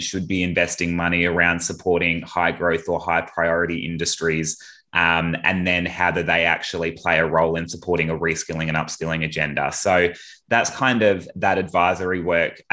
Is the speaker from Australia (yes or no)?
yes; Perth, Western Australia, Australia; moved away; I'm originally from Perth, so did all my high school and initial university education over there